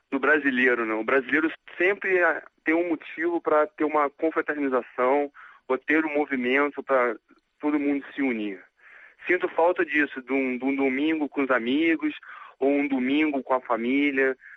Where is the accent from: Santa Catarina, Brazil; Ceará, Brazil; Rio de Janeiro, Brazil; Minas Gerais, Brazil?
Rio de Janeiro, Brazil; now in Changchun, China; E eu sou do Rio, mas 10 anos já moro fora do Brasil.